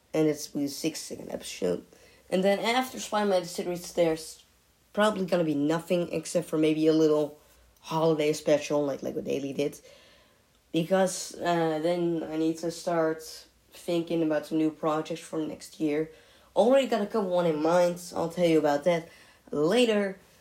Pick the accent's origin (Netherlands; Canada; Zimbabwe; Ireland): Netherlands; I'm coming from the Netherlands. It's a beautiful country